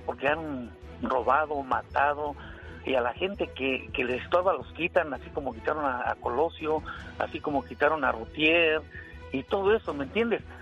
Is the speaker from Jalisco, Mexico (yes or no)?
no; Ciudad Cooperativa Cruz Azul, Hidalgo, Mexico; Yo soy de Ciudad Cooperativa Cruz Azul